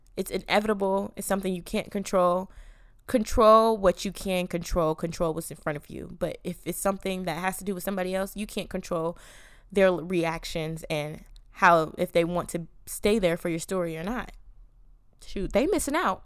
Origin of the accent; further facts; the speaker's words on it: Atlanta, Georgia, United States; moved away as an adult; I'm from Atlanta. I'm a city girl